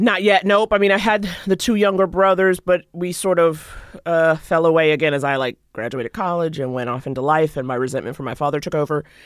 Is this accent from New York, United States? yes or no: yes; New York City, New York, United States; I grew up in Harlem